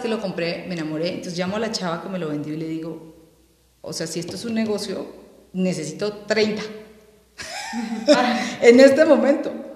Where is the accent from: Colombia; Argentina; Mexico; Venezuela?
Colombia; moved away; yo soy colombiana